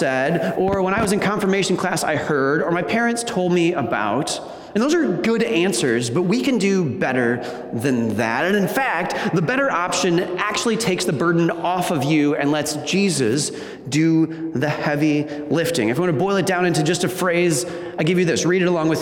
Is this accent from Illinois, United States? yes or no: no; Wisconsin, United States; moved away as an adult; now in Michigan, United States; I grew up in Wisconsin.